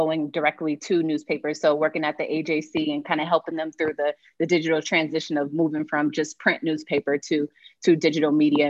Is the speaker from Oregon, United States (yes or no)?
no; Boston, Massachusetts, United States; moved away as an adult; also born or lived in Waltham, Massachusetts; now in Atlanta, United States; I'm originally from Boston